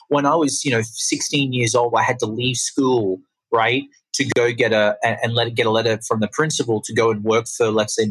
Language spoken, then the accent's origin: English; Australia; accent: Australian; now in Los Angeles, United States; I'm from Australia. That's the accent. If anyone's curious, it's not London. It's not New Zealand. It's Australian.